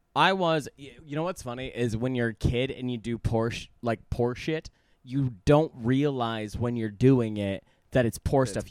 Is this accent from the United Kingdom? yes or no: no; Guam; moved away; I was born on Guam